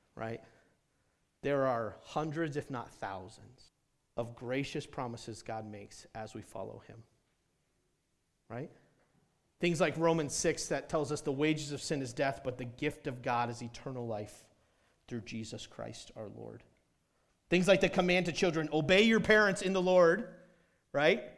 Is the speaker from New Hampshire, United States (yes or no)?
yes; New Hampshire, United States; moved away as an adult; also born or lived in South Carolina / Indiana; I grew up in New Hampshire